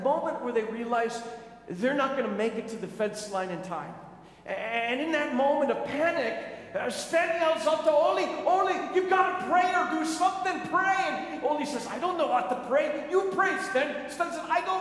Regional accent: Minnesota, United States; moved away; I grew up in Minnesota

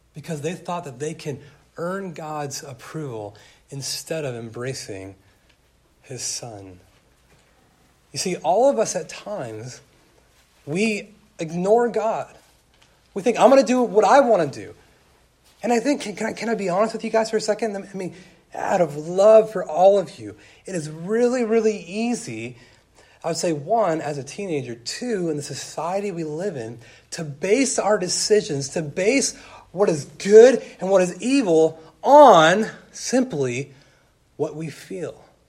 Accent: California, United States; growing up in California

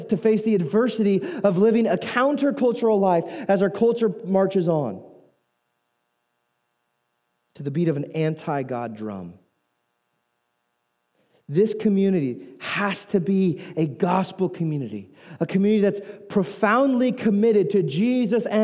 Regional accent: United States

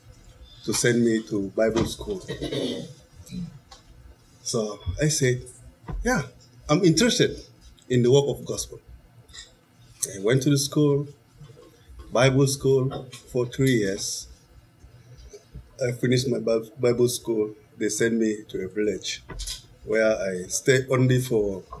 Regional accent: Chad; English is a second language; moved away as an adult; also born or lived in Nigeria; I left Chad, I went to Nigeria, so I studied in Nigeria

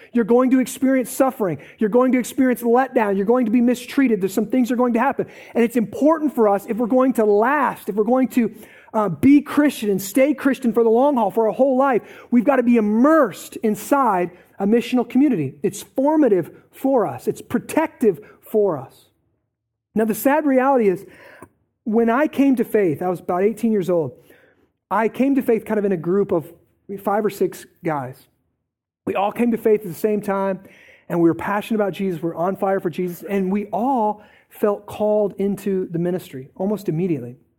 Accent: Eldridge, Iowa, United States; I grew up in Parkview, okay? So I'm kind of out of the Quad Cities, let's just say that, right? Grew up in Parkview, Eldridge, went to North Scott

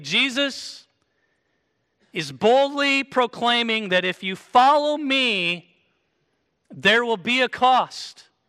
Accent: Kansas, United States; moved away; I came from Kansas, so we wear boots in Kansas

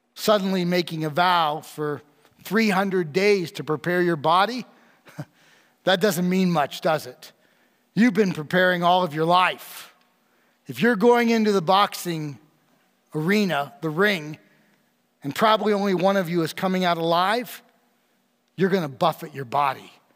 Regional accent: New York, United States; I'm from New York, not New York City

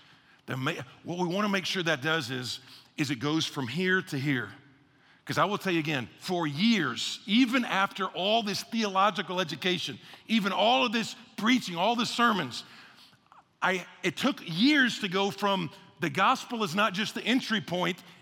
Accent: Atlanta, Georgia, United States; moved away; also born or lived in Texas / Houston, Texas; I was born in Atlanta, had Texas roots

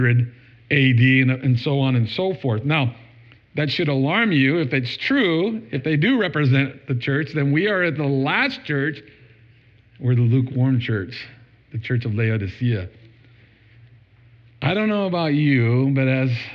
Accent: United States; I'm from America.

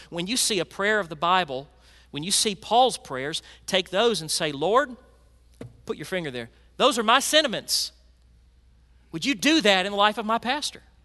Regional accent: Memphis, Tennessee, United States; I grew up in Memphis

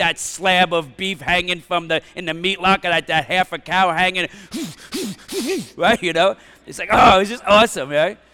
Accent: New York City, New York, United States; I grew up in Bensonhurst, Brooklyn

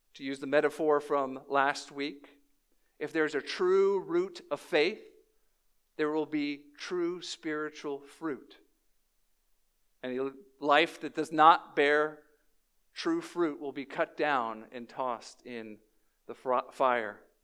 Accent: New Orleans, Louisiana, United States; moved away; I was born in New Orleans

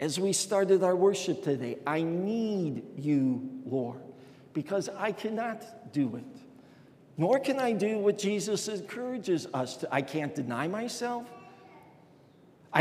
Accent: Chicago, Illinois, United States; growing up in Chicago

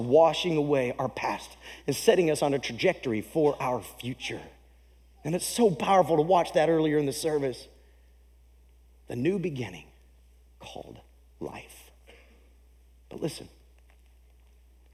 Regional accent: United States; as an American

